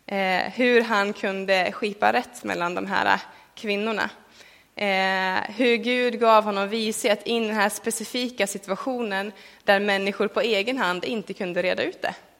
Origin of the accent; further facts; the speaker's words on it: Sweden; för mig som en svensk